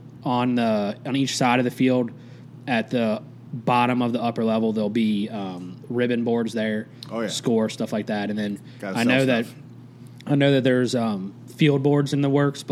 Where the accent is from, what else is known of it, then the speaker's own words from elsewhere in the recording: Cincinnati, Ohio, United States; now in Shelbyville, United States; I am originally from Cincinnati, Ohio